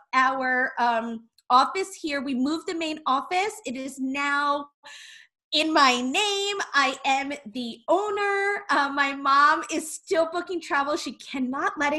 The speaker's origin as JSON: {"language": "English", "region": "New York", "country": "United States", "said": "We are from New York"}